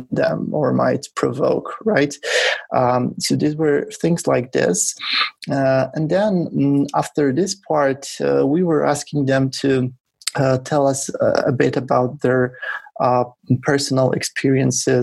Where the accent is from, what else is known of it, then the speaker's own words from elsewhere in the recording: Poland; I come from Poland, and we were doing this research in Poland